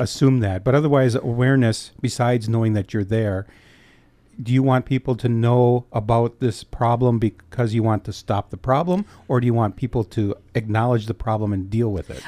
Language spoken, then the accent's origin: English; Escanaba, Michigan, United States; Escanaba is my hometown